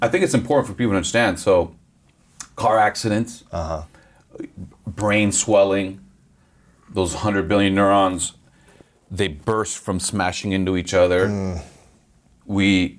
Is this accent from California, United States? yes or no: yes; Los Angeles, California, United States; It's good to be in my hometown.